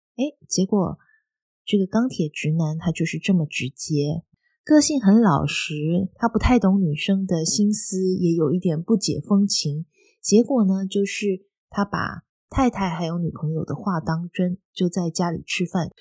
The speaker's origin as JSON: {"language": "Chinese", "region": "southern Taiwan", "country": "Taiwan", "moved": "as an adult", "lives_now": "Netherlands", "said": "以前在台湾生活的时候，我是南部人，所以其实一年四季天气都还蛮热的"}